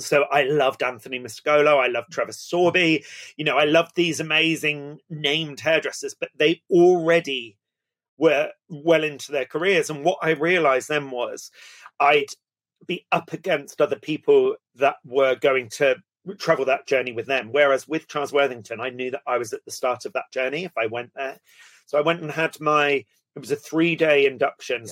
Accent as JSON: {"language": "English", "area": "Somerset", "region": "South West England", "country": "United Kingdom", "tie": "born or raised there", "also_born_or_lived": "East London", "said": "I was born in East London and brought up down in Somerset"}